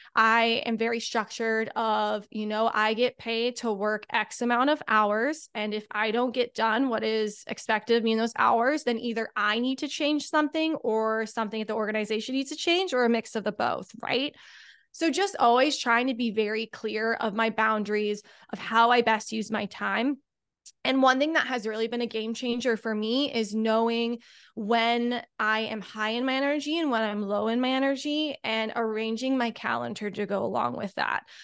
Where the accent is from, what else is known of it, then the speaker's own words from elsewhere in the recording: Indianapolis, Indiana, United States; moved away as an adult; I'm from Indianapolis, so very far away.